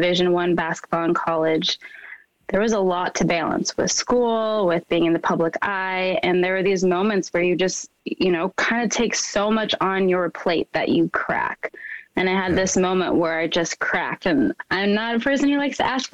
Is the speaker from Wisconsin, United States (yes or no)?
no; Minnesota, United States; growing up in Minnesota, I truly was the only person of color in a lot of my classrooms